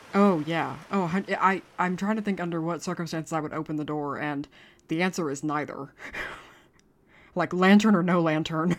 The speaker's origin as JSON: {"language": "English", "country": "United States", "moved": "yes", "lives_now": "Dublin, Ireland", "said": "I am an American"}